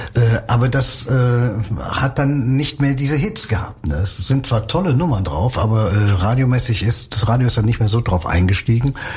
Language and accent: German; Cologne, North Rhine-Westphalia, Germany; ich bin im Schatten der Domtürme groß geworden.